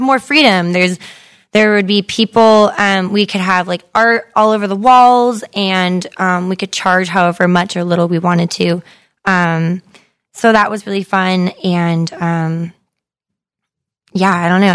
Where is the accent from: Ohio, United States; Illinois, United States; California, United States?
California, United States; Modesto; my hometown that, um, brought some, like, really cool, um, artists, uh, to a cafe in Modesto